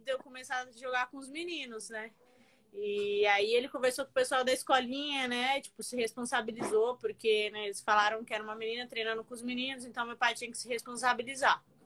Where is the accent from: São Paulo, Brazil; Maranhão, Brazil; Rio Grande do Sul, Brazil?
Maranhão, Brazil; São Luís; moved away; sou de São Luís, né, do Maranhão.